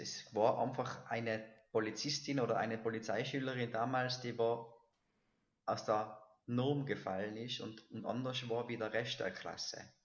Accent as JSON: {"language": "German", "town": "Silz", "region": "Tyrol", "country": "Austria", "tie": "born or raised there", "said": "bin ich in Silz, in Silz geboren, das ist im Tiroler Oberland"}